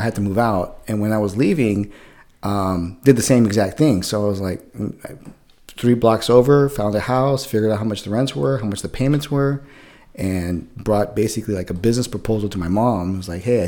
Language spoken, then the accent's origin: English; San Jose, California, United States; moved away as an adult; also born or lived in San Diego area; So I'm originally from San Jose, so Northern California. I was born and raised up there